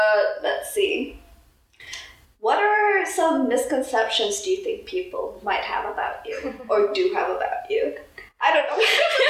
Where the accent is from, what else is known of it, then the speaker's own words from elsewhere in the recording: Germantown, Maryland, United States; also born or lived in Busan / Ethiopia; technically I have two hometowns, since I was born in Busan and Ethiopia, but then it's like, I still categorize, I think, like Germantown as my hometown.